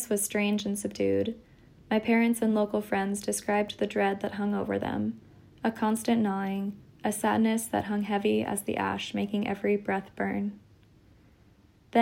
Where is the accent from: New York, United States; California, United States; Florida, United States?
California, United States; Santa Barbara; moved away as an adult; It's been a decade since I moved away from Santa Barbara, and at times I still feel my hometown like a phantom limb